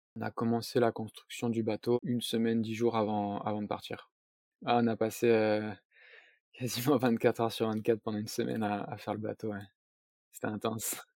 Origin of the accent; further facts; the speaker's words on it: south-east France, France; je suis originaire du sud-est de la France